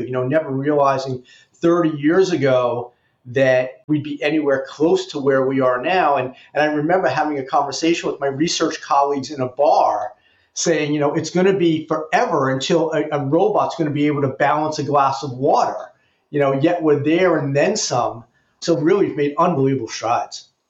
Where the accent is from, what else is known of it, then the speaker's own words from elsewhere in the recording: New York City, New York, United States; moved away as an adult; also born or lived in Amherst, Massachusetts; I actually grew up in New York. I grew up in the Bronx